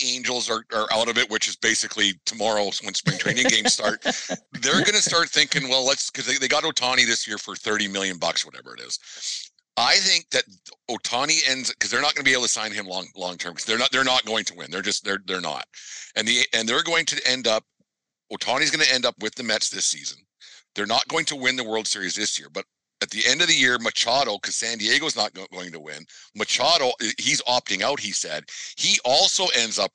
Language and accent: English; Canada; accent: Canadian; I'm Canadian